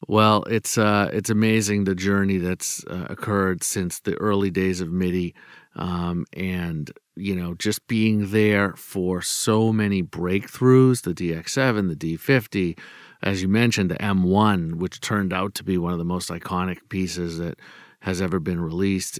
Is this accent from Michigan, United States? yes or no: no; Boston, Massachusetts, United States; I'm from Boston